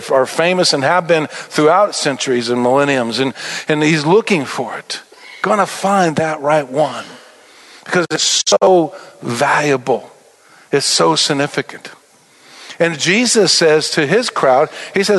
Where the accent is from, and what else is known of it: Albuquerque, New Mexico, United States; born or raised there